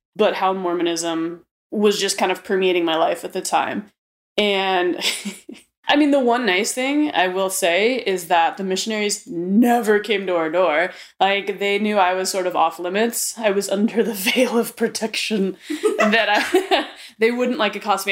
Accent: Arizona, United States; Growing up um, here in Arizona, I was raised in the Catholicism faith

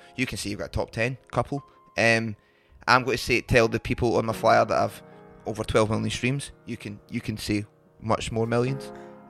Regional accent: England, United Kingdom; I'm English.

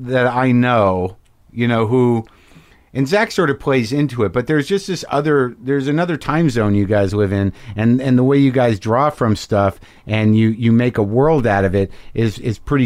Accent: Albuquerque, New Mexico, United States; now in Los Angeles, United States; I grew up in Albuquerque

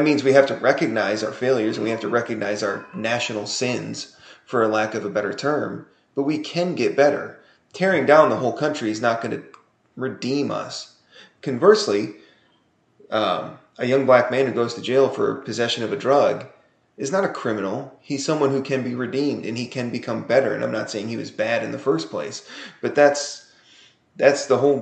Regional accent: United States; as an American

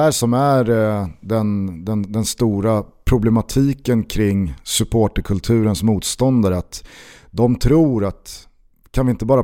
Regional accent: Svealand, Sweden; Vi är från Sverige, ja men vi är från, vi är från Svealand.

